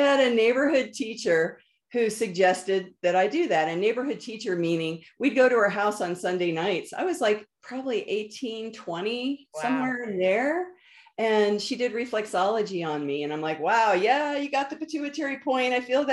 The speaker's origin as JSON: {"language": "English", "region": "Northern Virginia", "country": "United States", "moved": "yes", "said": "I was from Northern Virginia, the East Coast"}